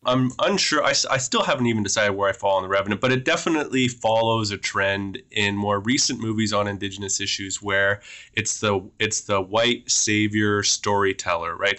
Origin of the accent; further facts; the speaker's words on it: Beausoleil First Nation, Chimnissing, Ontario, Canada; I'm Anishinaabe from Beausoleil First Nation in Chinmising